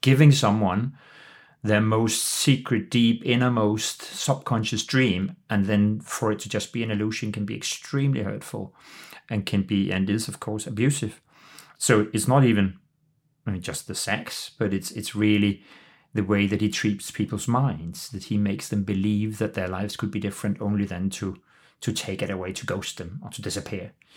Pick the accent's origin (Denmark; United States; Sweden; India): Denmark; Copenhagen, Capital Region of Denmark; also born or lived in London; I am the C E O of the Royal Danish Theatre in Copenhagen, my hometown and home country.